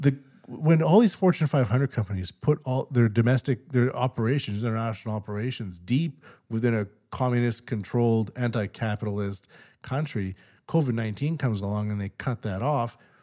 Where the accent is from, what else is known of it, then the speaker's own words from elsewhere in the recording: Canada; now in Japan; as a Canadian living in Japan